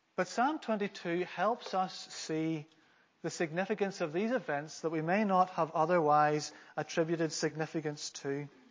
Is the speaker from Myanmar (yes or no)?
no; Northern Ireland, United Kingdom; also born or lived in Glasgow, Scotland; I'm from Scotland. I was born in Glasgow. But when my parents, when I was around five, my parents demonstrated some blue sky thinking. And uh, so they moved to Northern Ireland